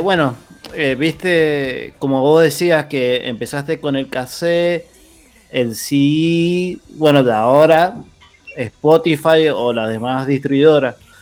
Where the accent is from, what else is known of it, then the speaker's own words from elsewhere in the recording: Buenos Aires, Argentina; also born or lived in Palermo, Buenos Aires; yo soy de Villaluro, vivo en Palermo, pero la casa de mi vieja es en Villaluro, que es un barrio, para el que no sepa, ahí en Mendoza, entre Liniers y Floresta, del oeste de Capital